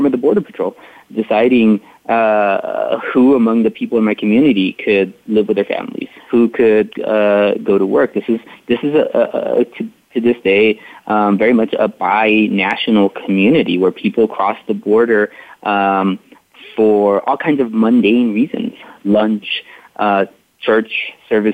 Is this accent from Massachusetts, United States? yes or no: no; McAllen, Texas, United States; I was born and raised in McAllen, Texas, which is a city about 7 miles north of the Rio Grande River.